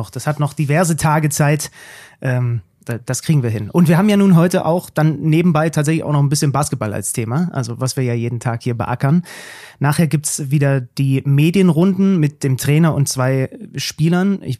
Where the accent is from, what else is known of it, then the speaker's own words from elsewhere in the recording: Zwickau, Saxony, Germany; Wo nee, ursprünglich komme ich aus Zwickau.